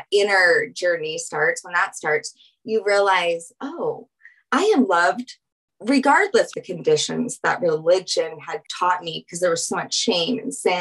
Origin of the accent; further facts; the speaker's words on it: Louisiana, United States; now in Aurora, Colorado, United States; I am from Louisiana